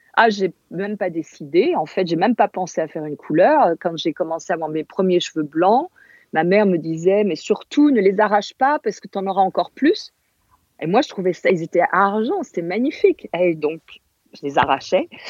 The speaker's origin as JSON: {"language": "French", "region": "Corsica", "country": "France", "tie": "born or raised there", "first_language": "Corsican", "second_language": "French", "moved": "yes", "said": "j'étais en Corse et je parlais pas français, je parlais corse avec mes grands-parents."}